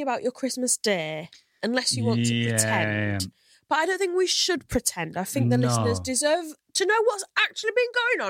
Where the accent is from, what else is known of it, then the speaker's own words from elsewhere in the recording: Hull, Yorkshire and the Humber, United Kingdom; now in London, United Kingdom; And you might be able to tell from my accent, I come from Hull.